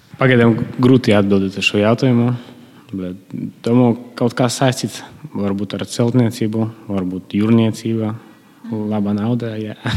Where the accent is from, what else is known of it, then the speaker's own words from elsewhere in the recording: Malta, Latgale, Latvia; es arī no Maltas